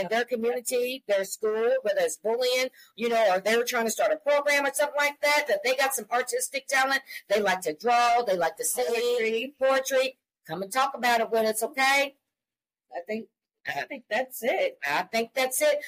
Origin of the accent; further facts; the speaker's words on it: Columbia, Missouri, United States; we are a mother daughter duo. We're from Columbia, Missouri